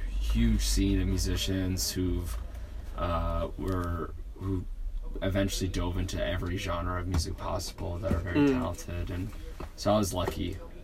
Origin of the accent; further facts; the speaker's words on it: Niagara, Ontario, Canada; I grew up in Niagara. So like the Niagara area